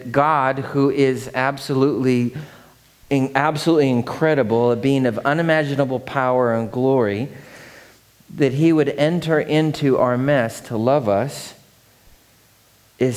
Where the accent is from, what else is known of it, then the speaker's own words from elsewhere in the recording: Seattle, Washington, United States; growing up in Seattle